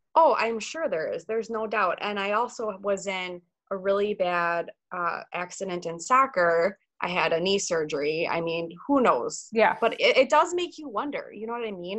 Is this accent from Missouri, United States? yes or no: no; Pewaukee, Wisconsin, United States; also born or lived in Eau Claire, Wisconsin; I'm from Wisconsin, born and raised in uh, Pewaukee, Wisconsin, which is about 30 minutes west of Milwaukee